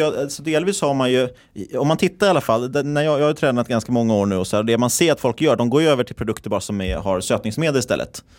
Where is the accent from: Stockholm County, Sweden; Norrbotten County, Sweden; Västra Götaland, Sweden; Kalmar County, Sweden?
Stockholm County, Sweden; Stockholm; moved away as an adult; now in Linköping, Sweden